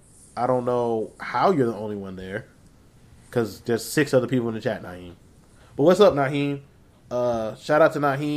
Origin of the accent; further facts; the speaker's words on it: South Carolina, United States; we're from South Carolina